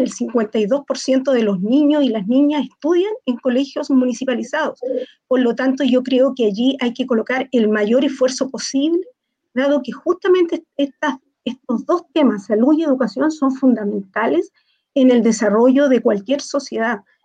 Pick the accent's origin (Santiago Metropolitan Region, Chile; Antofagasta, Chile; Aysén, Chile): Antofagasta, Chile; Yo soy antofagastina, soy de esta ciudad